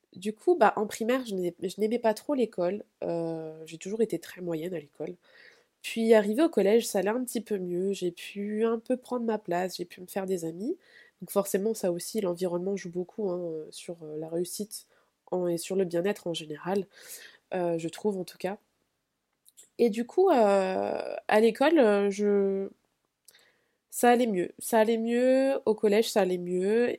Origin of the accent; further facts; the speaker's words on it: Vitry-sur-Seine, Île-de-France, France; first language French; also born or lived in Spain; je viens de Vitré-sur-Seine, euh, en région parisienne